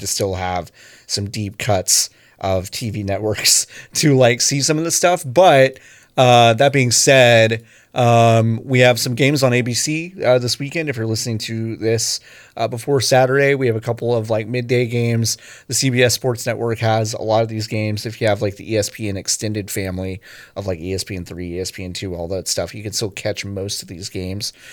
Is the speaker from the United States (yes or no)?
yes; Dallas, Texas, United States; the Dallas Wings, my hometown